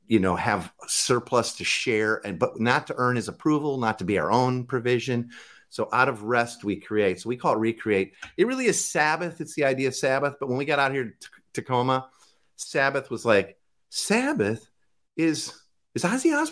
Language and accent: English; Midwest, United States; Like I, we, I'm from the Midwest. Barbecue. It's a grill.